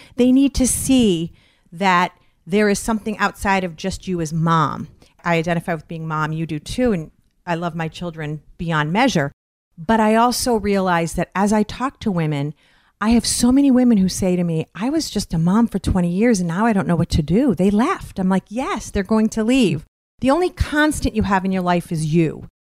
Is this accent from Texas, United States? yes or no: no; Westfield, Massachusetts, United States; I'm from Westfield, Massachusetts, Western Massachusetts